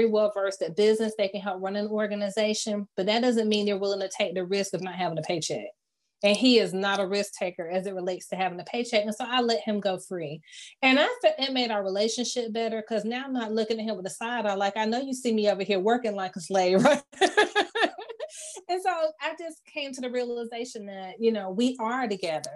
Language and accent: English; Fayetteville, United States; I'm from Fayetteville